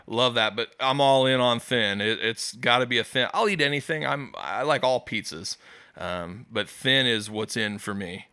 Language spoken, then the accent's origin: English; West Des Moines, Iowa, United States; I grew up in West Des Moines as a kid